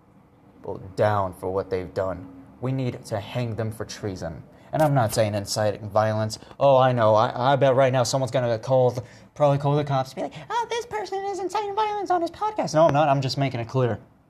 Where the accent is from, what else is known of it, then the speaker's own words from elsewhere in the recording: United States; We, the American people